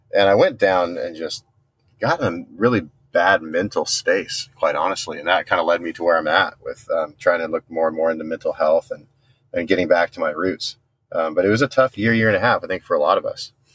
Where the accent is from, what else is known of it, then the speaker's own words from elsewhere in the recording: San Diego, California, United States; I'm from Southern California, born and raised in San Diego